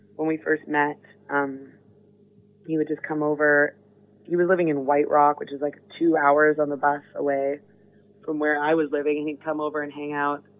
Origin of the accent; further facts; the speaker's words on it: Vancouver, British Columbia, Canada; growing up in Vancouver is really different than growing up in New York or growing up in London